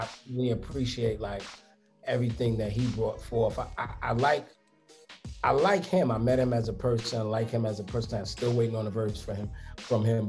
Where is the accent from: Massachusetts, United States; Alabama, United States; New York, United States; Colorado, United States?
New York, United States; New York City; I'm from Brooklyn.